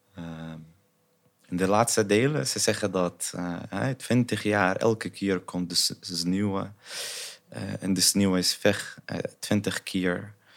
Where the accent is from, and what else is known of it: Sanaa, Amanat Al Asimah, Yemen; born or raised there; Dutch is a second language; moved away as an adult; also born or lived in Saudi Arabia / Taiz; now in Netherlands